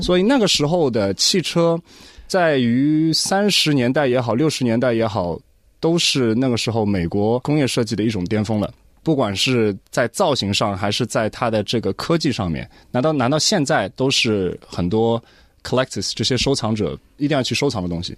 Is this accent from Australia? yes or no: yes; Australia; 作为一个华裔的一个， 一个澳洲人也好，一个华人